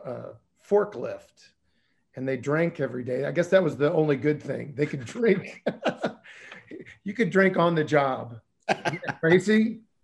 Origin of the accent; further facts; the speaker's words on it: St. Louis, Missouri, United States; growing up in South St. Louis and being poor